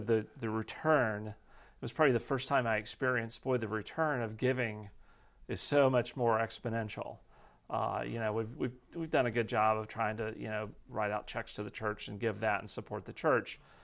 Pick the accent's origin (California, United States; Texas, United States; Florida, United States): Texas, United States; moved away; my wife and I grew up in Texas